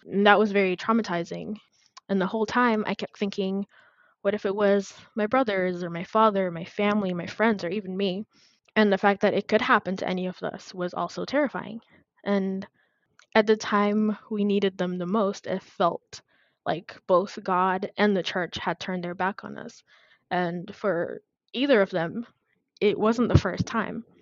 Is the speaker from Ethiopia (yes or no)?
yes; Addis Ababa, Ethiopia; moved away as an adult; also born or lived in Texas, United States; now in United States; I was born and raised in Addis Ababa, which is the capital city of Ethiopia. I came to the U.S. when I was about 18 years old.